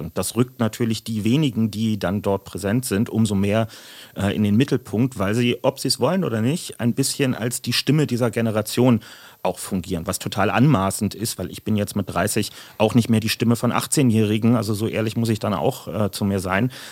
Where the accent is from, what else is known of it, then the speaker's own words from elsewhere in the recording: Berlin, Germany; es ging über Mariendorf und Langwitz und dann mit 13 ungefähr nach Lichtenrade